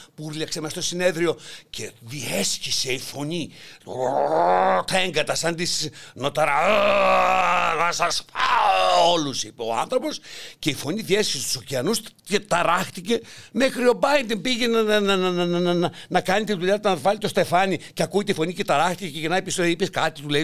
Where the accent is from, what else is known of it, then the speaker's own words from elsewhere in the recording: Greece; εμείς είμαστε Έλληνες